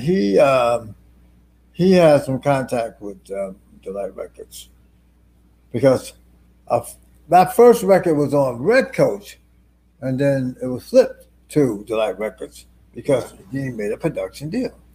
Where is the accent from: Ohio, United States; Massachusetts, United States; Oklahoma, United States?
Ohio, United States; Youngstown; moved away; also born or lived in Jersey City, New Jersey; I was born in Youngstown, Ohio. I came to Jersey City back in 1960